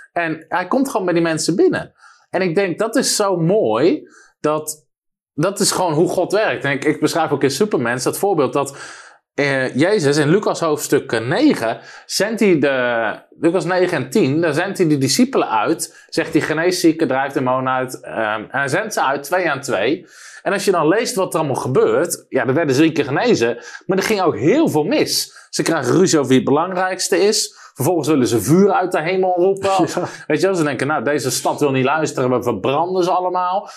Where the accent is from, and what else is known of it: Netherlands